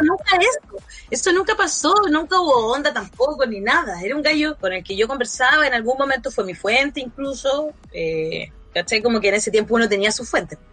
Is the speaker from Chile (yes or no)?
yes; Chile; era chilena